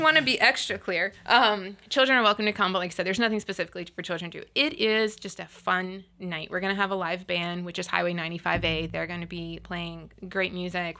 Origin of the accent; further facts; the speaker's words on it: Panama City, Florida, United States; I grew up in Panama City, and we actually, as, when I was in school, got to design a park